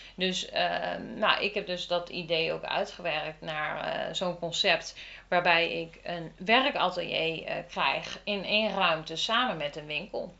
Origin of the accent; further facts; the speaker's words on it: Lochem, Gelderland, Netherlands; now in Ede, Netherlands; ik kom uit Lochem